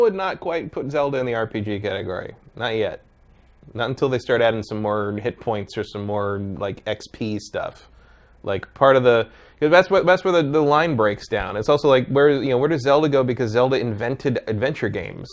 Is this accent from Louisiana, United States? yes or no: no; San Jose, California, United States; I grew up near the Winchester Mystery House